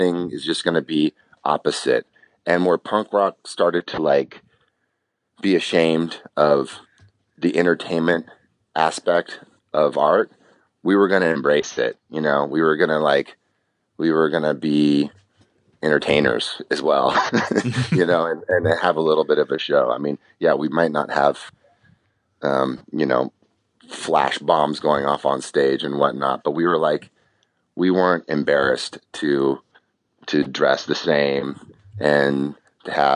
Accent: San Diego, California, United States; we're also from San Diego, California

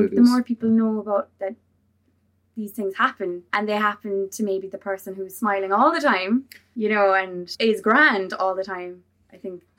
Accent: Gaeltacht, Ireland; I'm from the Gaeltacht

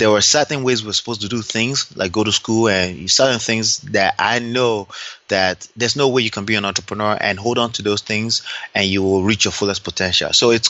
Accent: Dallas, Texas, United States; born there; I'm a proud Nigerian. I was born here in Dallas, Texas, but I'm a proud Nigerian, I like to say.

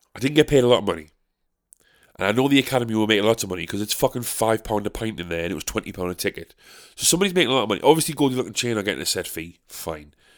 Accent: United Kingdom; as British people

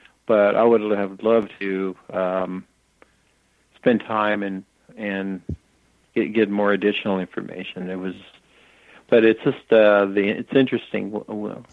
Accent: United States; I'm from the United States

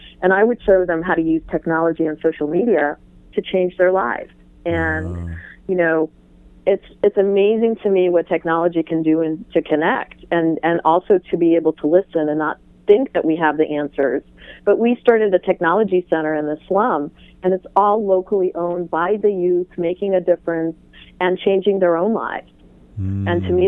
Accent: Iran; born there; I was born in Iran, while my father worked for the Israeli Airlines.

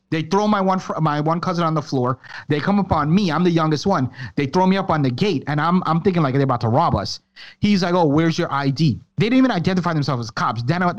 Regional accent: Florida, United States; I'm vacationing from Florida.

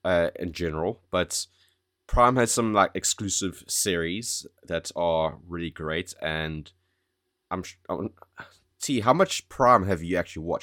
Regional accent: South Africa; now in United Kingdom; Remember how I moved to the UK from South Africa?

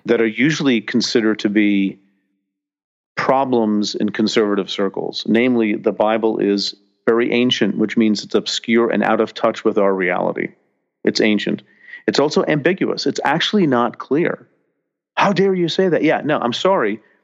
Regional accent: New Jersey, United States; growing up in New Jersey

